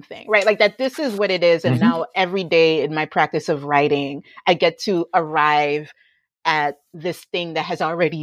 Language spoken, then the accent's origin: English; United States; growing up in the United States